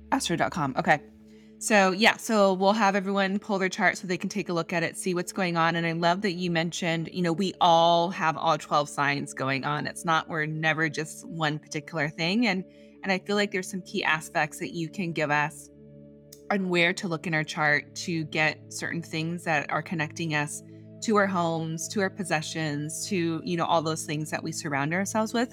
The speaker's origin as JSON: {"language": "English", "town": "San Diego", "region": "California", "country": "United States", "tie": "born or raised there", "said": "I grew up in San Diego, but I travel. I I was born in Northern California, and came down here, and we came down to San Diego"}